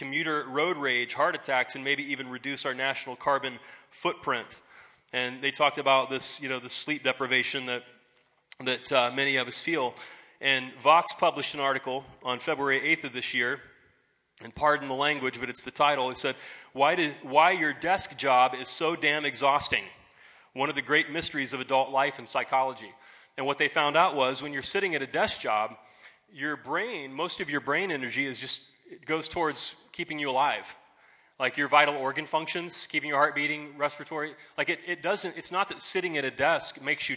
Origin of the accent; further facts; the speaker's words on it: United States; here we're all good Americans